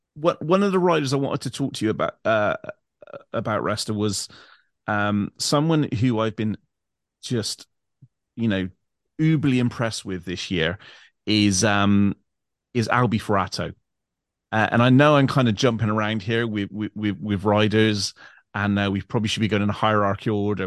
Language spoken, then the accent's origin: English; England, United Kingdom; I'm English